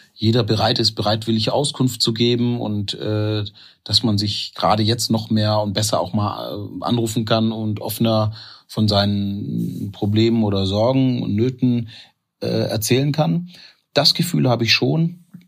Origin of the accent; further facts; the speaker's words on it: Stuttgart, Baden-Württemberg, Germany; also born or lived in Ghana / North Sea coast; now in Essen, Germany; ich bin in Ghana geboren aber ich bin halt in, in Stuttgart aufgewachsen